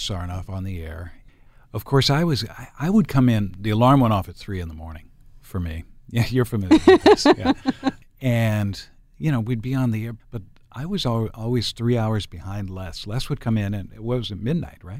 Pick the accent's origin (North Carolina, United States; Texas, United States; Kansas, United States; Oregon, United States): Oregon, United States; Enterprise; now in Portland, United States; when I grew up in Enterprise, up in the northeastern part of the state